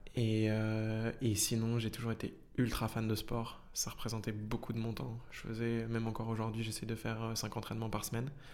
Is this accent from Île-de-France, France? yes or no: yes; Paris region, Île-de-France, France; j'ai grandi en région parisienne